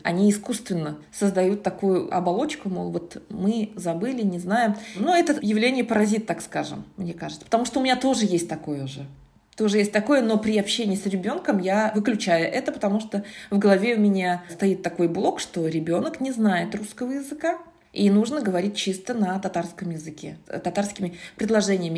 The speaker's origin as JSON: {"language": "Russian", "town": "Kazan", "region": "Tatarstan", "country": "Russia", "tie": "born or raised there", "first_language": "Tatar", "second_language": "Russian", "said": "Родилась я в Казани, выросла я в Казани, училась я в татарской гимназии"}